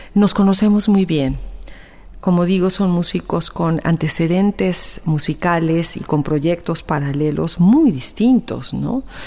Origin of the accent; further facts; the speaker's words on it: Mexico; also born or lived in Guadalajara; como mexicanos contemporáneos que somos